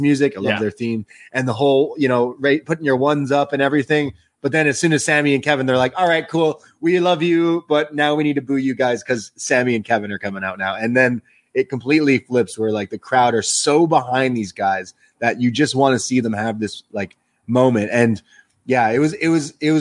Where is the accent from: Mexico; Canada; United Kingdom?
Canada; we're in Canada. I'm a Canadian boy